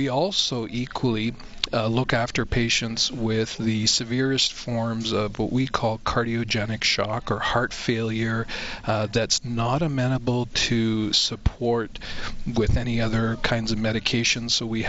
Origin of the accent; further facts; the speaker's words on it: Canada; One of the defining features of being a Canadian is our universal access healthcare system.